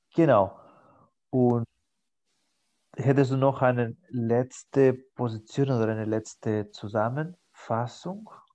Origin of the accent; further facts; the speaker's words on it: Spain; now in Germany; In meiner Heimat